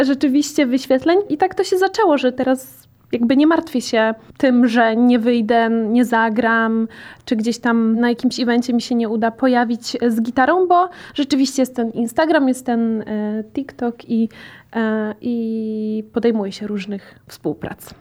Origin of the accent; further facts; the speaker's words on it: Łódź Voivodeship, Poland; E, ja jestem z Podłodzi